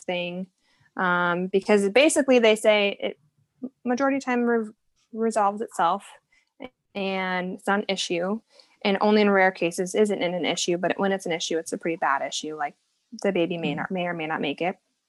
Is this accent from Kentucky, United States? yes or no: no; Iowa, United States; moved away as an adult; also born or lived in Texas; we're from Iowa, but we had moved down to Texas for a couple years